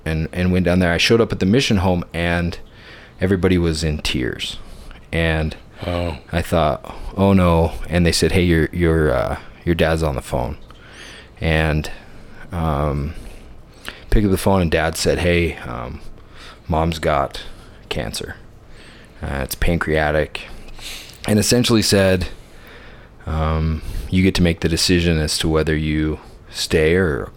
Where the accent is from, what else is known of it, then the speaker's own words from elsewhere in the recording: Orem, Utah, United States; I grew up in Orem, Utah, in Utah County